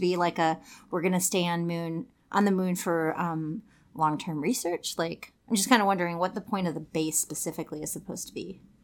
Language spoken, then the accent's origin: English; Saint Paul, Minnesota, United States; I live in Minneapolis 'cause I grew up in Saint Paul